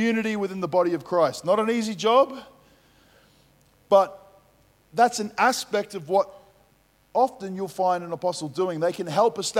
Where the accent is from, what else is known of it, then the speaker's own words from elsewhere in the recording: Melbourne, Victoria, Australia; I grew up playing football in Melbourne.